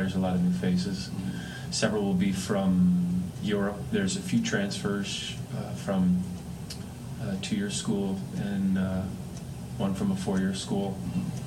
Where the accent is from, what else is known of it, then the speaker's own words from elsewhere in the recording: Connecticut, United States; I grew up in Connecticut